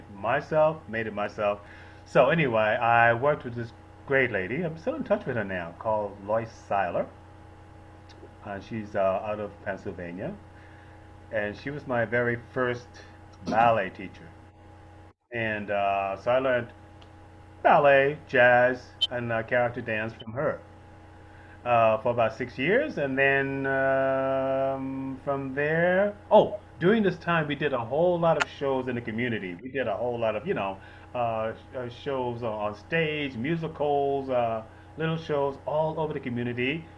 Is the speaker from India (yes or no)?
no; Bahamas; Growing up in the Bahamas, it's very traditional